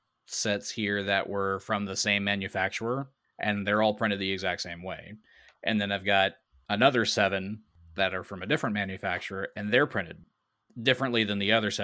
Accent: Waco, Texas, United States; I'm from Waco.

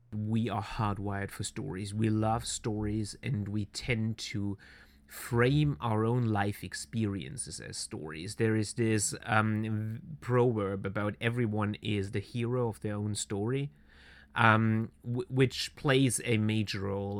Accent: Swabia, near Stuttgart, Baden-Württemberg, Germany; I was born and raised in southern Germany, uh, southwest Germany which is uh, Swabia. I'm coming from the uh, uh, direct surroundings of the state capital of Stuttgart

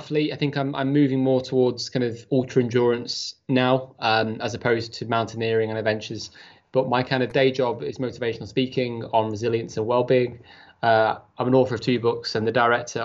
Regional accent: Chester, North West England, United Kingdom; I was brought up in Chester, had a great start in life

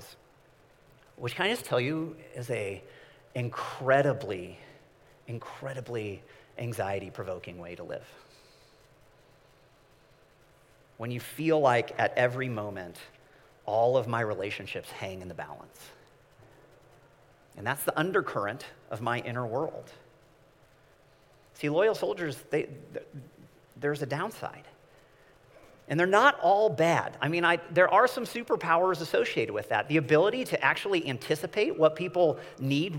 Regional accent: Midwest, United States; I am from the Midwest

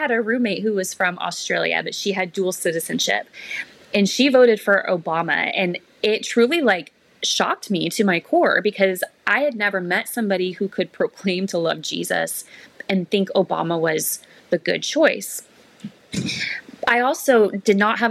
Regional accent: Mesa, Arizona, United States; I was born in Mesa, Arizona to, conservative parents

